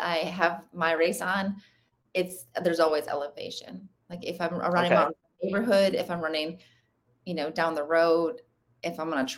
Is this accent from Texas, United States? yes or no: no; Michigan, United States; I played volleyball and basketball and soccer growing up in Michigan